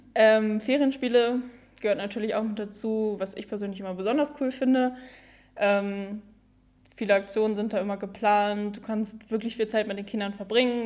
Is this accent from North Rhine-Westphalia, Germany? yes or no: yes; Büscherheide, North Rhine-Westphalia, Germany; ich bin 19 Jahre alt und komme aus Büscherheide.